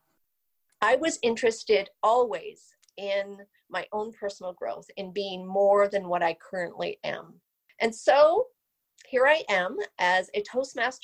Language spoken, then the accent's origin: English; Vancouver, British Columbia, Canada; I am from the outskirts of Vancouver, British Columbia. I was born and raised here, and I am truly a Canadian.